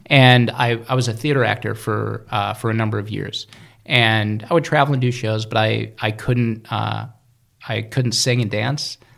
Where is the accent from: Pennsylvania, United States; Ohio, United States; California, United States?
Ohio, United States; Cleveland; moved away as an adult; also born or lived in New York City; I was born in Cleveland, Cleveland, Ohio